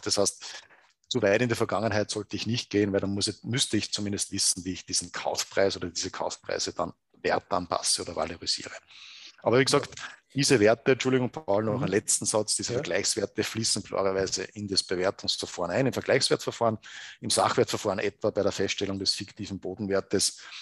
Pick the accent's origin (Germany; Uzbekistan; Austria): Austria; Gmunden, Upper Austria; moved away as an adult; also born or lived in Salzburg; an sich bin ich geboren in, in Gmunden im Schonern Oberösterreich, also im Salzkammer gut aufgewachsen